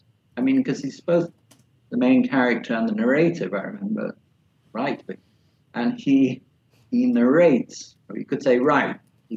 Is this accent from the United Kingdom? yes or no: yes; England, United Kingdom; I've always been resistant to English literature, even though I'm from England.